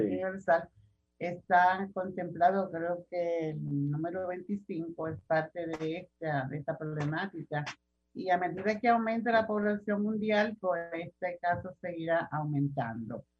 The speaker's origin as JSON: {"language": "Spanish", "country": "Dominican Republic", "said": "nosotros como ciudadanos dominicanos"}